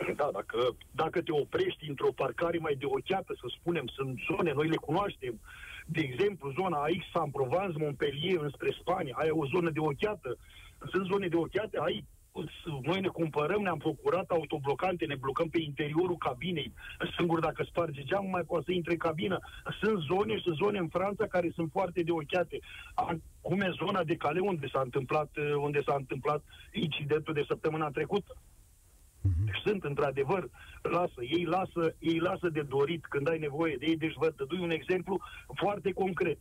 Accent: Romania; now in France

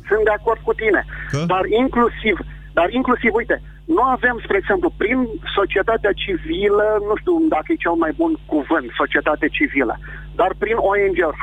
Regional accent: Vrancea County, Romania; sunt din Vrancea

